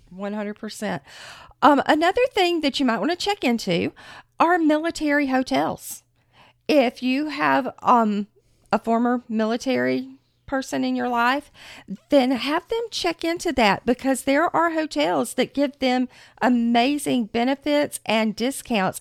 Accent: Florida, United States; We are from Florida

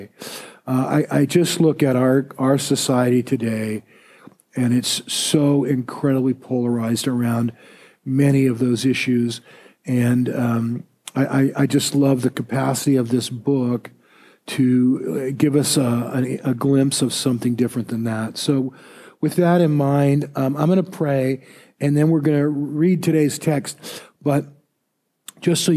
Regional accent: United States; I'm a Christian first, and then I'm an American

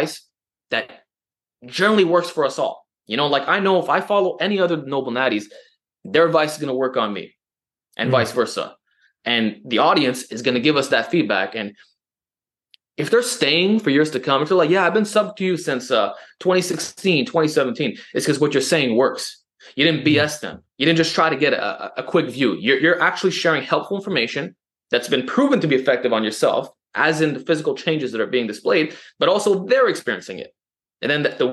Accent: Montreal, Quebec, Canada; accent: New York Italian; I'm from Montreal

